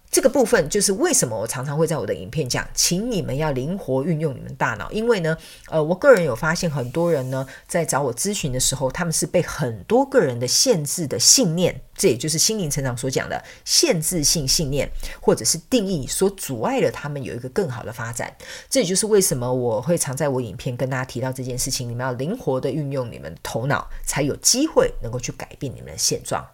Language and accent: Chinese; Taiwan; 外国人到我们台湾刚开始讲中文